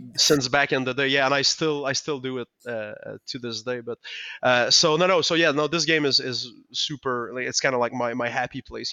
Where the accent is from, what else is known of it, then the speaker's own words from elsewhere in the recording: Quebec, Canada; first language French; English is a second language; I didn't speak any English back then. We didn't get games in French in, in Quebec.